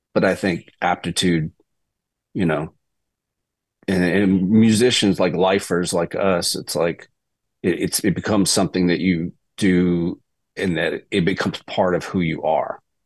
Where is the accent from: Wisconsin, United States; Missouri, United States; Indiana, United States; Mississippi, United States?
Mississippi, United States; moved away as an adult; also born or lived in Boston, Massachusetts; now in Nashville, United States; I was a Celtics fan growing up in Mississippi